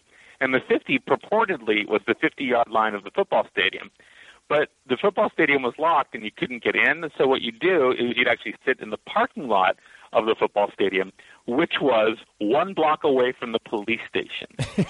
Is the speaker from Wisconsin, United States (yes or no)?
no; Walnut Creek, California, United States; also born or lived in Palm Springs, California; where I grew up in Northern California in Walnut Creek